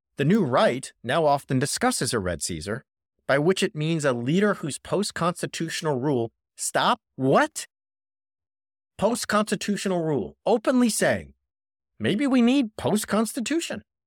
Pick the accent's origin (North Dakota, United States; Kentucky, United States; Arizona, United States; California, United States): California, United States; Orange County; he was a law professor at Chapman University, which is about ten minutes from where I grew up in Orange County